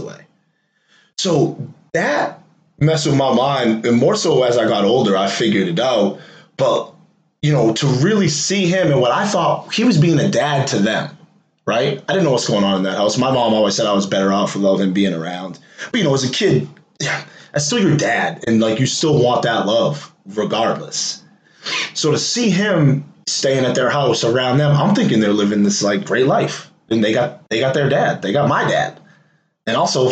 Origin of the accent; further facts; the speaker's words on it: Waltham, Massachusetts, United States; I grew up in the Prospect Hill Projects, PHP. Some of y'all know that, and people that don't, that's projects out here in Waltham, Mass.